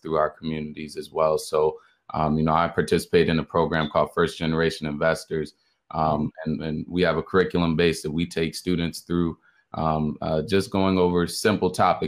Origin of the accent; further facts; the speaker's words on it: Chicago, Illinois, United States; also born or lived in Atlanta, Georgia (Morehouse College); originally from Chicago, Illinois, attending the illustrious Morehouse College. So, you know, I was born in Chicago, moved out, you know, to the suburbs early on in my life. Spent a long time out here in the burbs